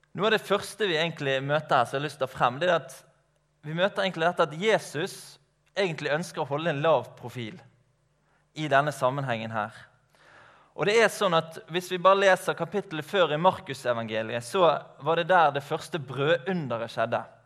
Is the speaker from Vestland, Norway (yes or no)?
yes; Skarefjellet, Matoppen, Vestland, Norway; now in Laksevåg, Norway; Jeg er oppvokst ute på Skarefjellet i Matoppen opprinnelig